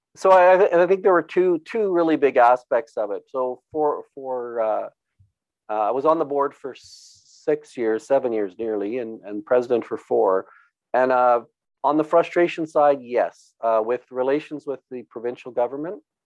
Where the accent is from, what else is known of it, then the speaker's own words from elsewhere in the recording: Brooks, Alberta, Canada; born and raised on a farm uh, here north of Brooks. Um, did all my schooling in the area